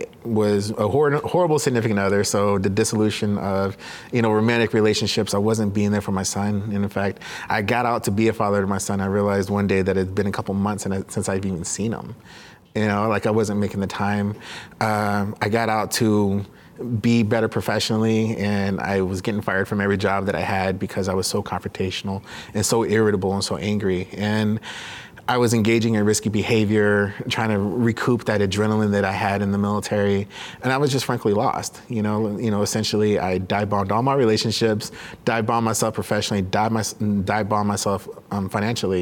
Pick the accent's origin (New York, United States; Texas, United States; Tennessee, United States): Texas, United States; Dallas; moved away as an adult; I grew up in Dallas-Fort Worth